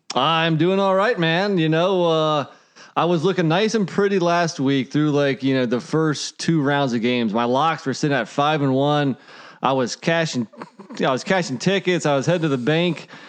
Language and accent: English; North Carolina, United States; my home state here